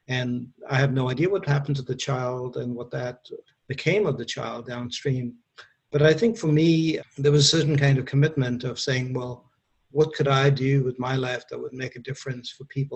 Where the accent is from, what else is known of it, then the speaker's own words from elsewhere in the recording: India; moved away as an adult; also born or lived in Kuwait / Mumbai, India / Wyoming, United States; now in United States; I was born in India. My family lived in the Middle East, so I grew up a little bit in Kuwait and used to go back and forth between India and Kuwait because I studied in India for the most part.